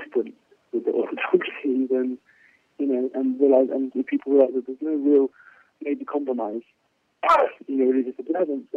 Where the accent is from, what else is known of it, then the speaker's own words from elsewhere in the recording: London, United Kingdom; moved away as an adult; now in Jerusalem, Israel; in London, my hometown